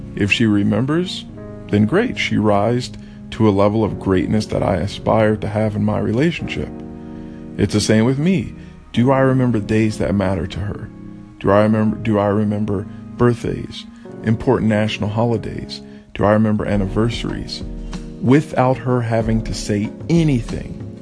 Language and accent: English; Texas, United States; I come from Texas. I come from the South. This is how I was raised.